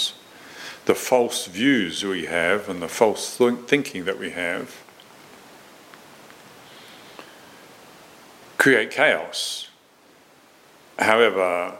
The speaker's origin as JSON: {"language": "English", "country": "New Zealand", "tie": "born or raised there", "said": "I was growing up in Moronsville in New Zealand"}